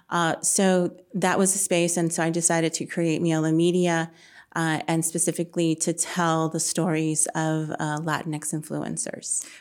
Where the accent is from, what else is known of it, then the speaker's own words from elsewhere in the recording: San Antonio, Texas, United States; grew up on the south side of San Antonio. Um, I still live in the south side now